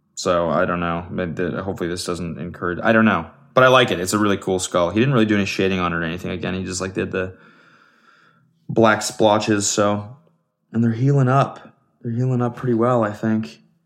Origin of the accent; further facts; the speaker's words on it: Canada; I'm Canadian